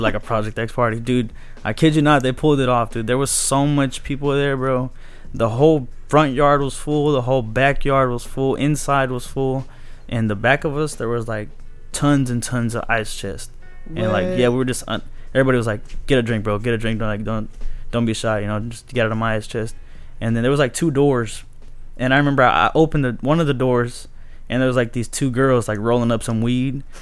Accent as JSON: {"language": "English", "town": "Rio Grande City", "region": "Texas", "country": "United States", "said": "we're from the Valley. Rio Grande City."}